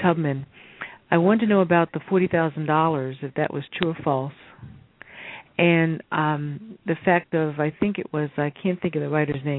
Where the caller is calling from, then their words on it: Philadelphia, Pennsylvania, United States; I'm calling from Philadelphia.